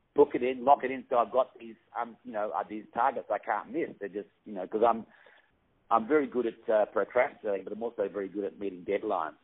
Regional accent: Perth, Western Australia, Australia; I come from Perth, which is a very remote city, and I'm sitting there right now actually

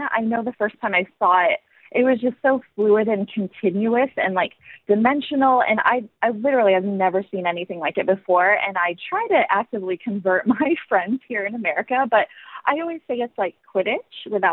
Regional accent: United States; I'm American.

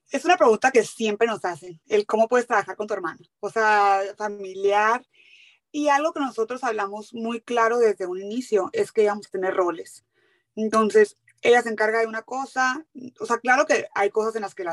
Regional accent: Hermosillo, Sonora, Mexico; moved away as an adult; also born or lived in Mexico City; now in San Diego, United States; Yo soy de Hermosillo, Hermosillo, Sonora. crecí ahí, viví ahí toda mi vida hasta la carrera que me fui a estudiar. Yo estudié en la Ciudad de México

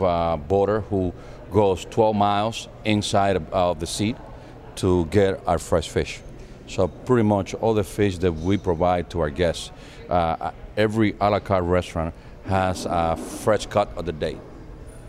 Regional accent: Houston, Texas, United States; also born or lived in New York; now in Dominican Republic; I was Dominican. I was born here. I was raised in Houston, Texas

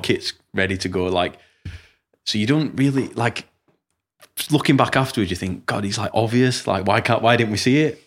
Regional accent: Rotherham, Yorkshire and the Humber, United Kingdom; I'm from Rotherham

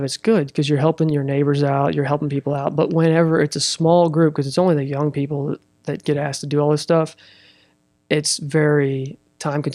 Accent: Russellville, Arkansas, United States; also born or lived in Fort Smith / Fayetteville; I was raised here in Russellville

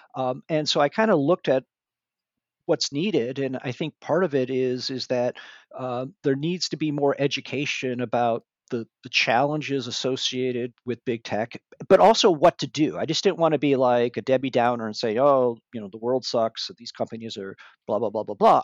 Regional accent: Michigan, United States; moved away as an adult; now in Northern California, United States; I grew up in Michigan

